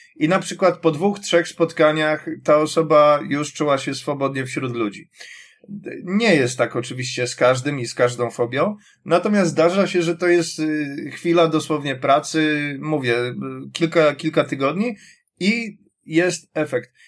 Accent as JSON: {"language": "Polish", "town": "Warsaw", "region": "Masovian Voivodeship", "country": "Poland", "said": "jestem z Warszawy"}